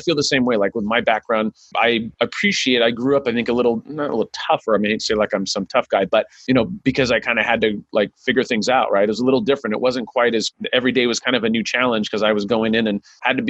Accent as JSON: {"language": "English", "town": "Sacramento", "region": "California", "country": "United States", "tie": "born or raised there", "said": "I grew up in South Sacramento, and I was a minority"}